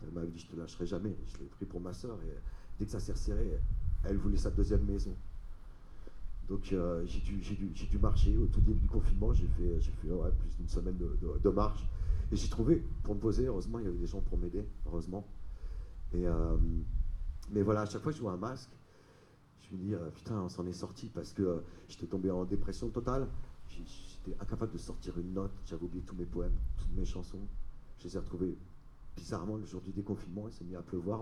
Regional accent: Paris, Île-de-France, France; moved away as an adult; j'ai grandi à Paris

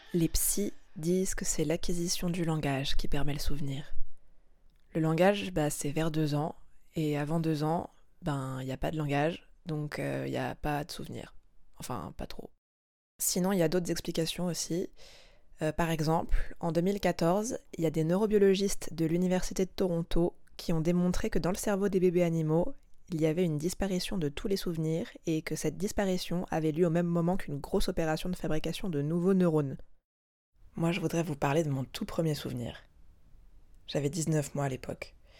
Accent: Lozère, Occitania, France; j'ai grandi en Lozère, parce que c'est là qu'on habitait

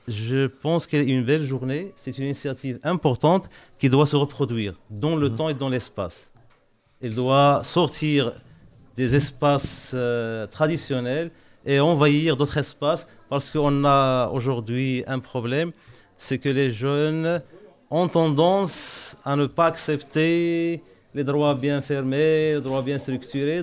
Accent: Morocco; je suis marocain, je travaille au, Maroc

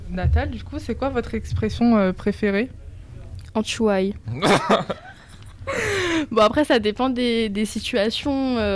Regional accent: Guadeloupe; moved away; Je suis, je suis en terminale générale 3. Je suis originaire de la Guadeloupe et j'y ai vécu.

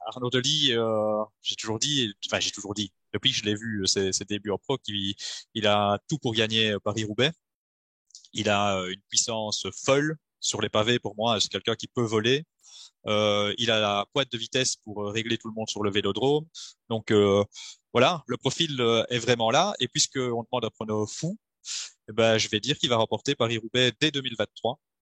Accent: Belgium; je suis belge

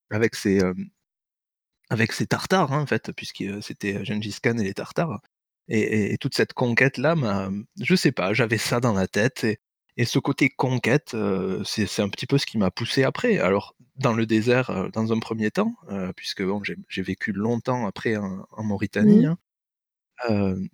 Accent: Paris, Île-de-France, France; alors j'ai grandi à Paris

